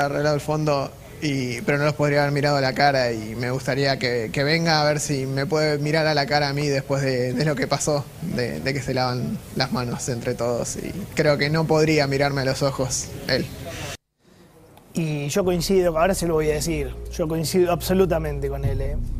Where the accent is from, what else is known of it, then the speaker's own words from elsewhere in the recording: Argentina; como argentino